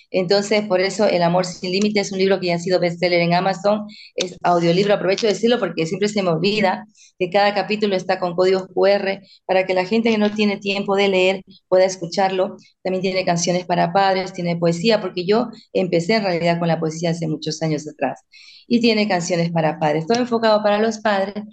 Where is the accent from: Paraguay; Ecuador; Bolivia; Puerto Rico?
Bolivia; now in Spain; soy de Bolivia, pero ya llevo 26 años viviendo en este maravilloso país, España.